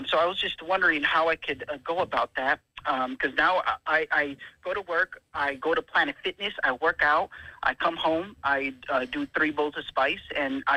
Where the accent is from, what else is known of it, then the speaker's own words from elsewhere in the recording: San Antonio, Texas, United States; I'm from San Antonio